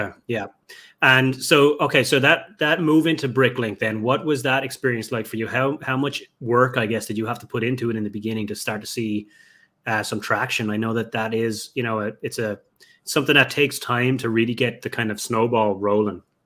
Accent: Ireland; moved away; my hometown over in Ireland

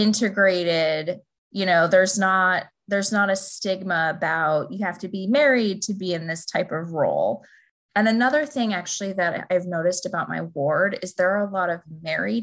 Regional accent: Buffalo, New York, United States; now in Alexandria, United States; I grew up in Buffalo, New York

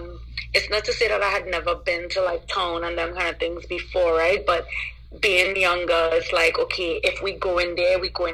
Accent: Santa Flora, Trinidad & Tobago; born there; Yes, I was born in Trinidad.

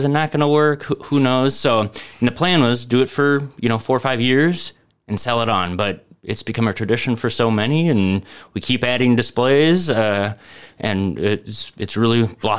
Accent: Minneapolis, Minnesota, United States; now in Decorah, United States; So I'm not from Decorah, but I grew up in Minneapolis.

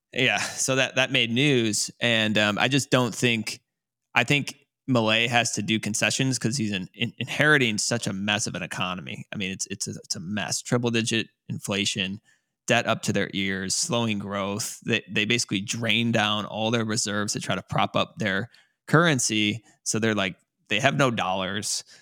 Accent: United States; as an American

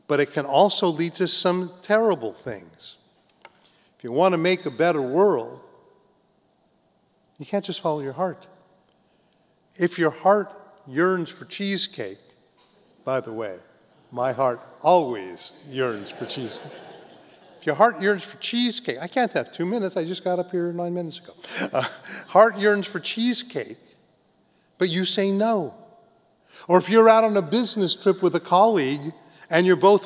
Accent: California, United States; also born or lived in New York; I was living here in New York, but I grew up in California, then went back.

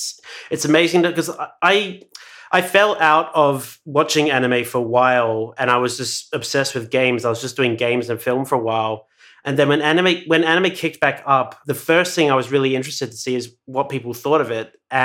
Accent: Perth, Western Australia, Australia; also born or lived in Exeter, United Kingdom; Originally Perth, yeah. If you want to be like super specific, technically I was born in Dorset in Exeter in the UK, but like I've been in Perth since I was like 5

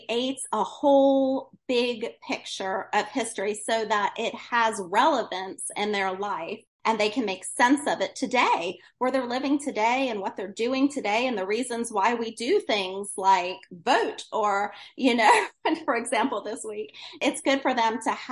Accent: Woodstock, New York, United States; I grew up in Woodstock, New York

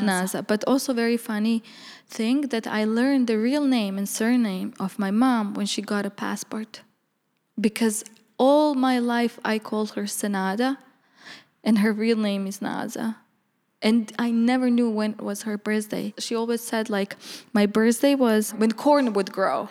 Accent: Bihać, Federation of Bosnia and Herzegovina, Bosnia & Herzegovina; moved away as an adult; also born or lived in Banja Luka, Bosnia / New York, United States; now in Amsterdam, Netherlands; originally I'm from Bosnia, in a small town called Bihac, from the village Różyca. It's Roma village. And, uh, I grew up basically there

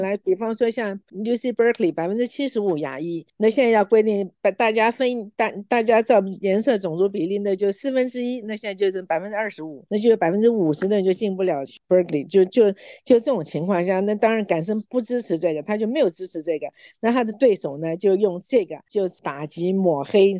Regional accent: Yonghe, New Taipei, Taiwan; moved away as an adult; now in United States; 我是生长在台湾，我在永和长大的

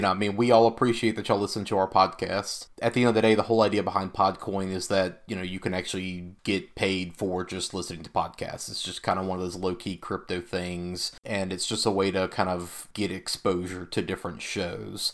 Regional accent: the South, United States; growing up in the South

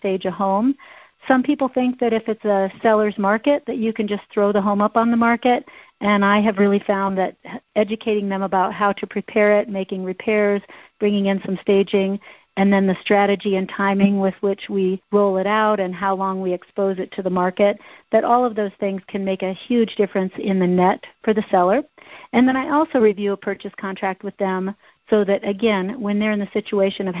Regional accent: Midwest, United States; now in Boulder, United States; I'm from the Midwest

